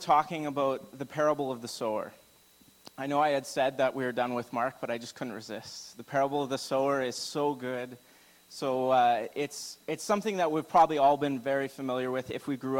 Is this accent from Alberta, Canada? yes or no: yes; Alberta, Canada; I'm from Alberta